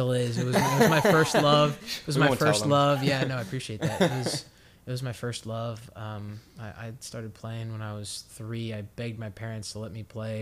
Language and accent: English; Harford County, Maryland, United States; not too far from my hometown in Harford County, Maryland